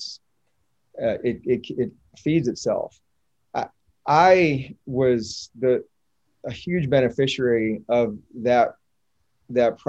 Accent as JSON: {"language": "English", "region": "North Carolina", "country": "United States", "tie": "born or raised there", "moved": "as an adult", "lives_now": "Knoxville, United States", "said": "I grew up in North Carolina, went to Duke"}